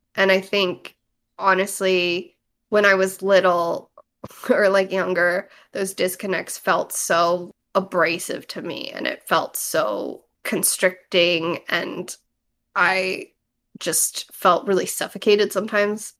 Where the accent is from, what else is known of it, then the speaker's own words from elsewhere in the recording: United States; also born or lived in East Coast; now in Los Angeles, United States; I grew up in America listening to … and watching anime